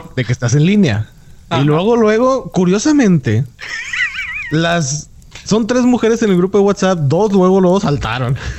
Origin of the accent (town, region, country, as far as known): Monterrey, Nuevo León, Mexico; moved away as an adult; also born or lived in Mexico City